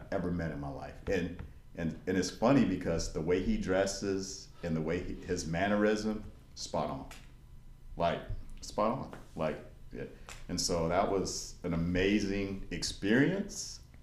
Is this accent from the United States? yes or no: yes; Bowling Green, Kentucky, United States; I was born in Bowling Green, Kentucky.